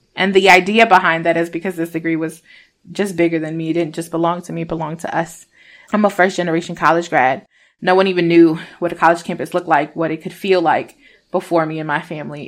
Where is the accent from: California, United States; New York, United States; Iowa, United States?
New York, United States; Rochester; also born or lived in Puerto Rico; I'm from Rochester, New York, but I was born in Puerto Rico. My parents migrated here when I was a itty bitty baby. I was almost three.